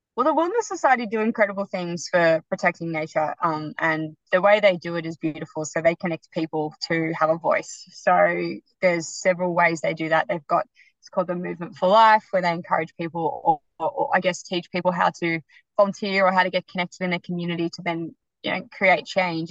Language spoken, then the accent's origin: English; Melbourne, Victoria, Australia; moved away; also born or lived in Gold Coast; I was living on the Gold Coast, but I'm traditionally from Melbourne